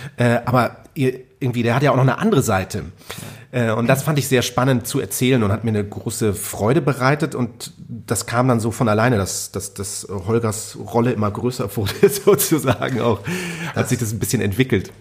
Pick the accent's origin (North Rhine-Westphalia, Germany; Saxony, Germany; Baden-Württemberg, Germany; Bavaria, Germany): Bavaria, Germany; Munich; ich bin eben da aufgewachsen in München, äh, München Freimann